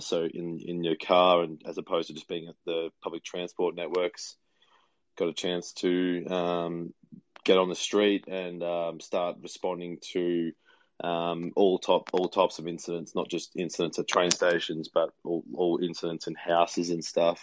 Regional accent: Victoria, Australia; my home state in Australia

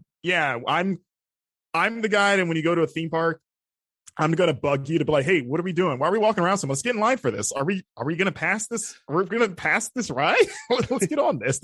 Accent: Florida, United States; growing up in Florida

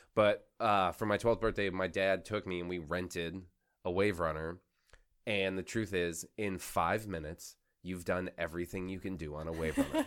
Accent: Florida Keys, United States; I grew up in the Florida Keys.

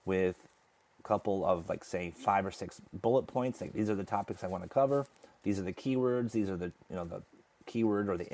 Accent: United States; I grew up in America

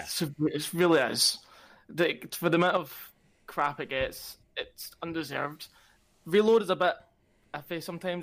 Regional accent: Glasgow, Scotland, United Kingdom; I come from Glasgow

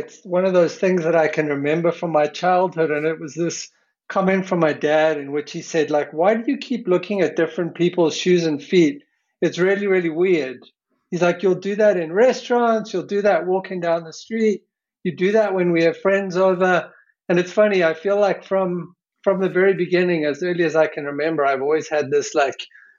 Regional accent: South Africa; I come from a kind of more of a sports background, in being a South African, you know, rugby and cricket were a big part of my sports growing up.

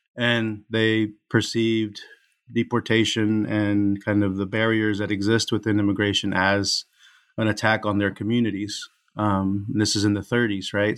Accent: Houston, Texas, United States; moved away as an adult; also born or lived in San Diego, California; I was born in Houston, Texas

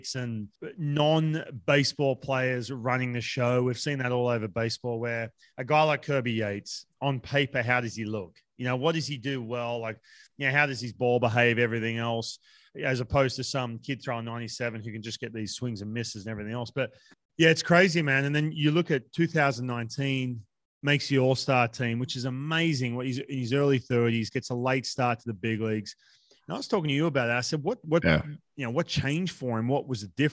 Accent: Australia; we're both Australian

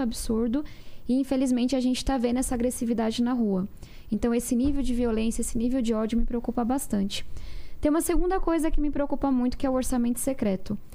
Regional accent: São Paulo, Brazil; Eu venho da periferia de São Paulo. Minha família mora em uma ocupação

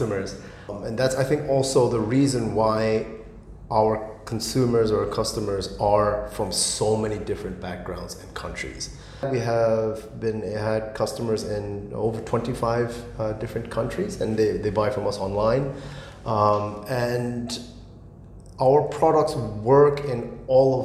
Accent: Tokyo, Japan; moved away as an adult; also born or lived in United States / United Kingdom; now in Singapore; I'm born and raised in Tokyo.

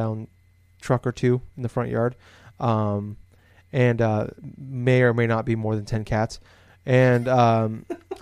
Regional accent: Des Moines, Iowa, United States; I'm from Des Moines, it's the biggest city in Iowa

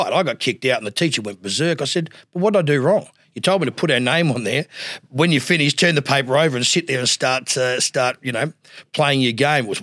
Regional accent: Adelaide, South Australia, Australia; was great growing up in Adelaide

